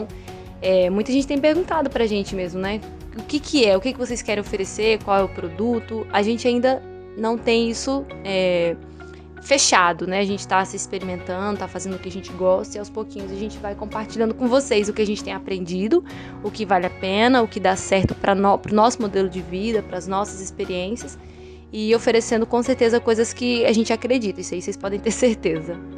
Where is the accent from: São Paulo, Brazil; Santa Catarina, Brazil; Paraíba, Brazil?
Paraíba, Brazil; eu sou natural da Paraíba, do sertão da Paraíba, e é uma terra de pessoas muito fortes, né? Pessoas que têm um, um temperamento forte, que têm uma presença marcante, que têm um sotaque forte, por mais que eu já tenha perdido o meu